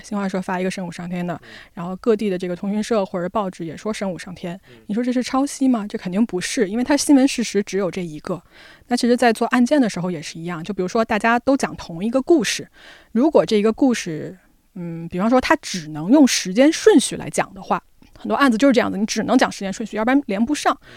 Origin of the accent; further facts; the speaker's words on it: China; moved away as an adult; also born or lived in New York, United States; 我们中国人